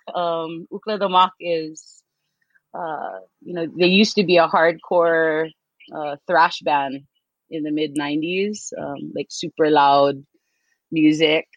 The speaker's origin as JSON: {"language": "English", "town": "Kaneohe", "region": "Hawaii", "country": "United States", "also_born_or_lived": "Palolo, Oahu", "said": "I am from Kaneohe. I'm currently living in Palolo"}